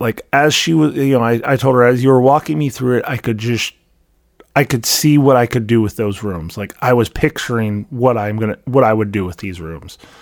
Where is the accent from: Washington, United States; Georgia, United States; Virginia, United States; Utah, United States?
Washington, United States; Vancouver; moved away as an adult; also born or lived in Seattle, Washington / Missouri; now in Iowa, United States; I lived for thirty-some-odd years in Vancouver, Washington. I don't remember anything other than Vancouver, Washington. Um, you know, I was five, maybe six when we moved there